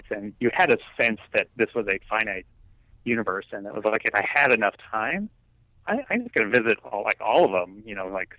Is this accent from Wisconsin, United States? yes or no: no; Stamford, Connecticut, United States; moved away as an adult; also born or lived in San Diego, California; now in California, United States; I grew up in Stamford with an M. Mm-hmm. Here out in California, you have to qualify that. Connecticut, which is about 45 minutes from New York City.